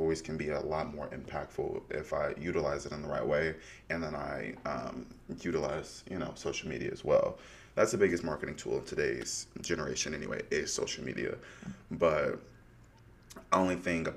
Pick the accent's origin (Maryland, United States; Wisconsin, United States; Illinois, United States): Illinois, United States; outside Chicago; moved away; I was born and raised outside Chicago